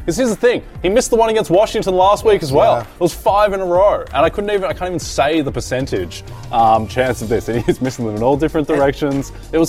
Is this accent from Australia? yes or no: yes; Australia; Not really. Yeah. It's quite a warm climate.